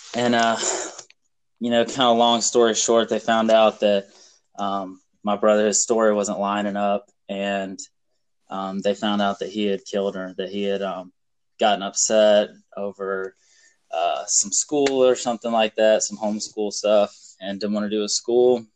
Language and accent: English; South Carolina, United States; also born or lived in Illinois; I was born in Illinois. Um, we moved to North Carolina um, when I was like six months old and lived there for five years, and then moved to South Carolina.